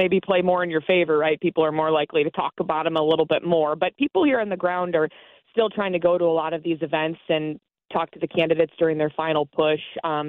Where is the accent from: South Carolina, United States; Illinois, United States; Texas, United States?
Illinois, United States; Chicago; I'm from the Midwest. I'm from Chicago